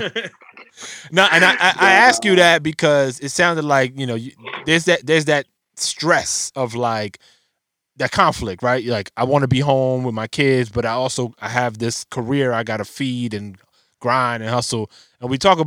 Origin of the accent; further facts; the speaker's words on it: New York City, New York, United States; now in Rockland County, New York, United States; I'm from the Bronx, so I take her back to the old stomping grounds